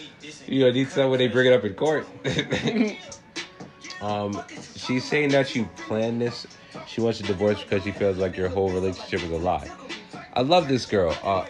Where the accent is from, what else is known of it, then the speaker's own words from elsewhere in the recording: Minnesota, United States; San Bernardino. I'm from Minnesota.